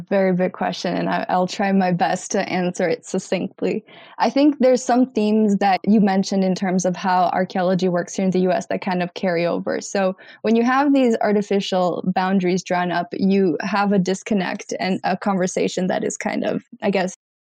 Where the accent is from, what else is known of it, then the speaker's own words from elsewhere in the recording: Albania; now in United States; I'm from Albania